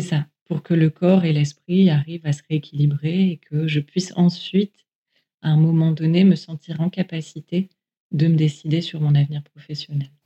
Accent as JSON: {"language": "French", "country": "France", "said": "chez nous, en France"}